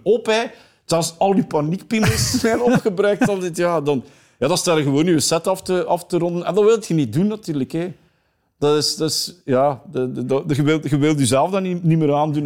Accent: East Flanders, Belgium; accent: East Flemish; ik ben een Oost-Vlaming, dus West-Vlaanderen en Oost-Vlaanderen is eigenlijk mijn grootste speelvijver

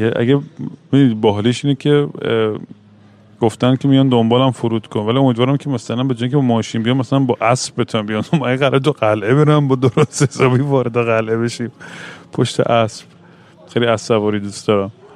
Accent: Iran; moved away; also born or lived in Vancouver; تو بچگیمون تو ایران

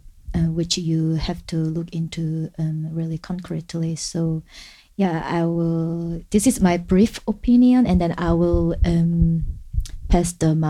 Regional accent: South Korea; English is a second language; moved away as an adult; now in Germany; I was born and raised in South Korea, and I've been staying in Germany for almost 2 years now.

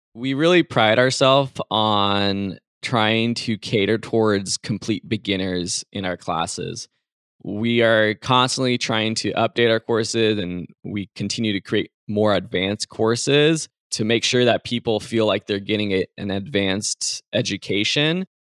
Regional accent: San Dimas, California, United States; I am from outside Los Angeles in a town called San Dimas.

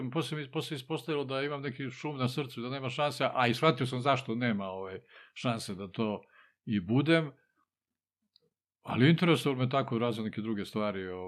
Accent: Čačak, Moravica District, Serbia; also born or lived in Titograd, Montenegro; sam u Čačku, tu su me doveli bez pitanja kad si imao pola godine.

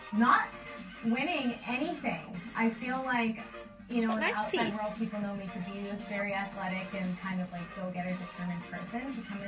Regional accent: Vancouver, British Columbia, Canada; {S0} …. {S2} … I'm 30 years old and I'm from Vancouver, British.

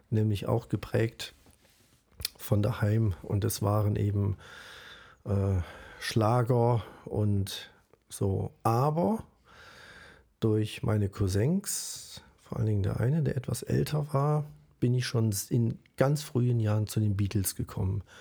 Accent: Düsseldorf, North Rhine-Westphalia, Germany; Äh, als Düsseldorfer, da redet man Hochdeutsch, also platt haben wir auch nicht gesprochen, aber Hochdeutsch. Und hier im Schwarzwald, ich habe fast nichts verstanden.

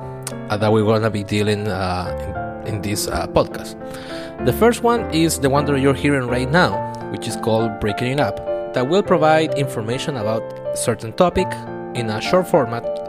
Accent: Chile; I'm from Chile

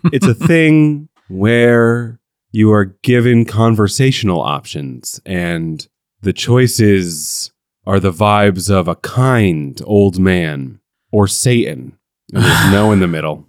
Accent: United States; as an American

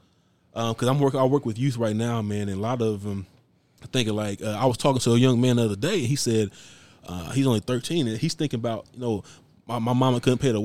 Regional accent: Maryland, United States; I'm from Maryland

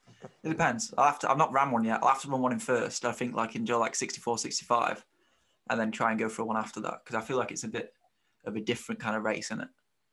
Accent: United Kingdom; obviously, being a Brit, seeing you just with all the East Africans at the front.

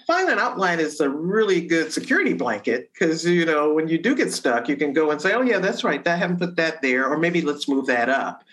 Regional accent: Detroit, Michigan, United States; growing up in Detroit

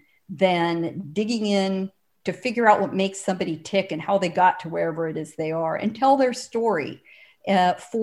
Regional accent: San Diego, California, United States; I grew up in San Diego, right hard up against the Mexican border

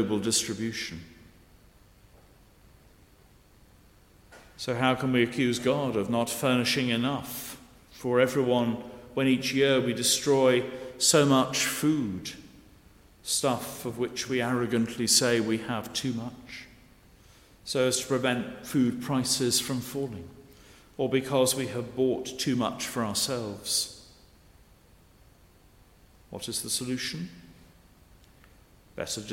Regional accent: Cheshire, North West England, United Kingdom; now in Guernsey; Growing up in Cheshire, the main holiday destination was North Wales

